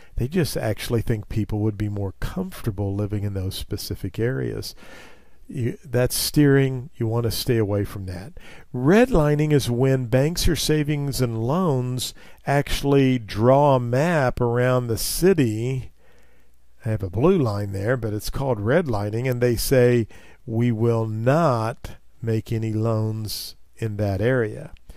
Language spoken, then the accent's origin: English; Missouri, United States; as a young child in my hometown in Missouri